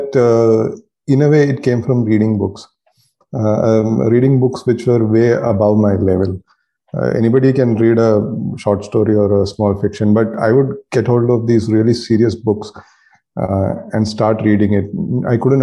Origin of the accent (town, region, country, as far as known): India